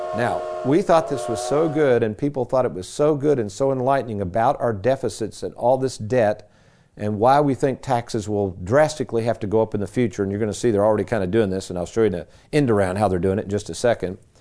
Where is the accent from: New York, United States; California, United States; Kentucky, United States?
Kentucky, United States; Lexington; Growing up in Lexington as a kid, my dad, he would get these strange little gigs.